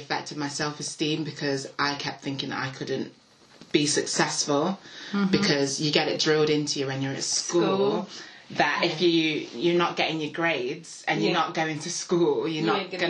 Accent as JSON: {"language": "English", "town": "Nottingham", "region": "East Midlands", "country": "United Kingdom", "said": "I'm 21. I'm from Nottingham."}